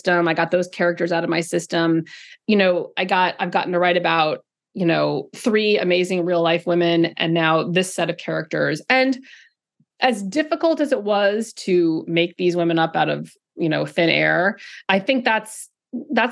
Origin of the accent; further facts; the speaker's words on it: California, United States; moved away; I grew up in California